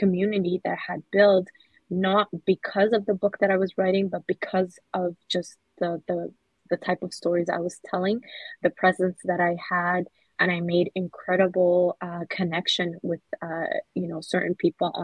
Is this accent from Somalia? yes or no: yes; Somalia; I'm from Somalia